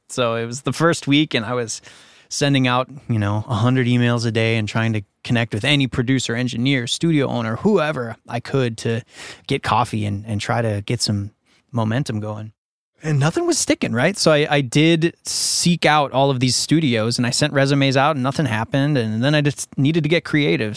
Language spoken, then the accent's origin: English; Minnesota, United States; moved away as an adult; also born or lived in Winnipeg, Manitoba, Canada; now in Los Angeles, United States; in Minnesota, where I grew up after moving here from Canada, where I was born in Winnipeg